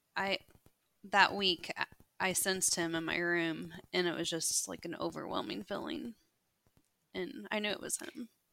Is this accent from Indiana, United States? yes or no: yes; Evansville, Indiana, United States; I'm from Evansville, Indiana